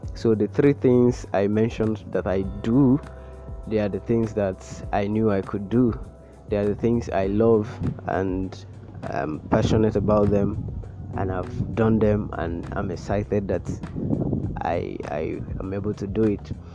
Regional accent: Abia, Nigeria; I'm from Abia State

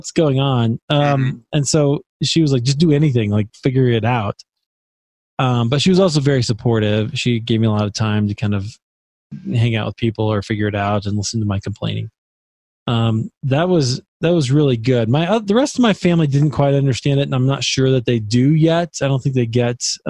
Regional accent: Des Moines, Iowa, United States; my hometown where I'm from, in Des Moines, Iowa.

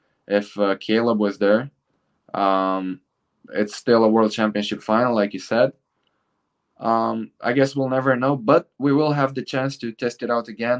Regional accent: Bucharest, Romania; in Bucharest, in my hometown

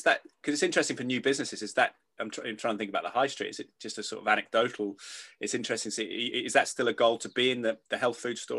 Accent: England, United Kingdom; as an Englishman

